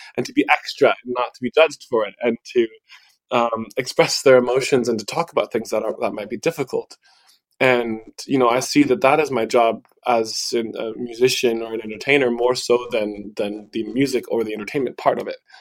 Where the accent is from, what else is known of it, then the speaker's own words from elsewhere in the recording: Midwest, United States; the culture that I grew up in here in the Midwest